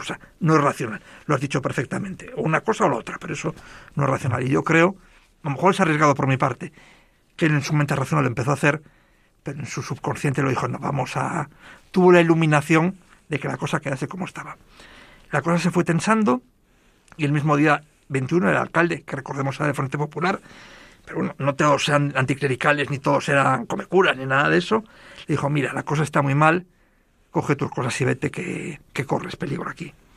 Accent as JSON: {"language": "Spanish", "region": "Galicia", "country": "Spain", "said": "yo soy gallego"}